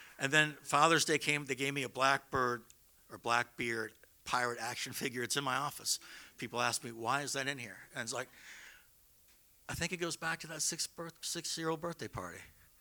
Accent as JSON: {"language": "English", "region": "Northern Virginia", "country": "United States", "tie": "born or raised there", "said": "I grew up in Northern Virginia, right near D.C."}